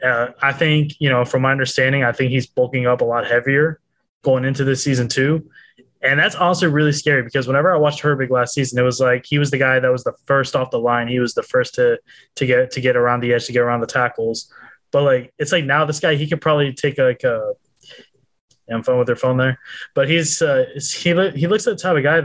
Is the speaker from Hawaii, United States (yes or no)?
no; Fond du Lac, Wisconsin, United States; It's my hometown right there.